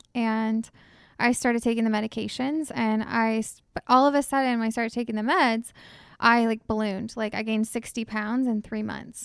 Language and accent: English; Shawnee, Ohio, United States; I'm from Shawnee, so, out in the sticks